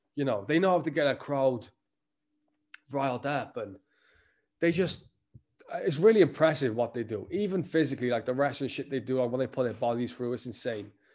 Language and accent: English; Welsh, Wales, United Kingdom